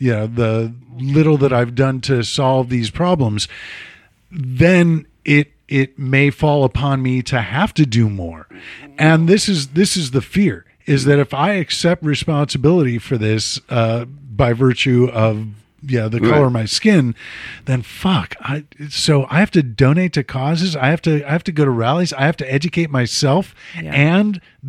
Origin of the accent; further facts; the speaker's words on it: Chicago, Illinois, United States; I'm from Chicago.